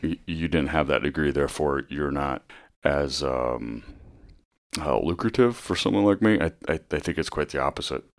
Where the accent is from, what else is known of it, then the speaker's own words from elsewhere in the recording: Northwest Iowa, United States; moved away as an adult; also born or lived in Vermillion, South Dakota / Fremont, Nebraska; now in Bellevue, United States; I grew up in Northwest Iowa